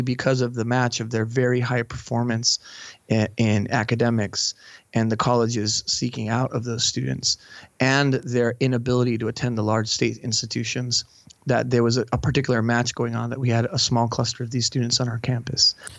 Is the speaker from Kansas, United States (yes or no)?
no; Brownsville, Texas, United States; moved away; also born or lived in Mexico; I was, uh, born in Brownsville, Texas, right on the edges of the Mexican border, and I lived part of my life in Mexico